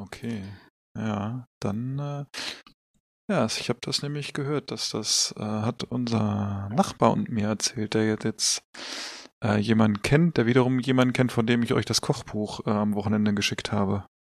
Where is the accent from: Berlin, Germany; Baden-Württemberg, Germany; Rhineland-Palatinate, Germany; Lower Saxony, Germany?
Lower Saxony, Germany; Hanover; als Hannoveraner.